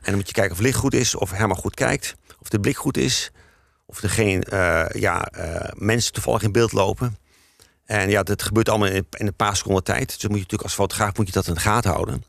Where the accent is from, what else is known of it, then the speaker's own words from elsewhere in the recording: Zwolle, Overijssel, Netherlands; ik kom zelf ook uit Zwolle, net zoals Herman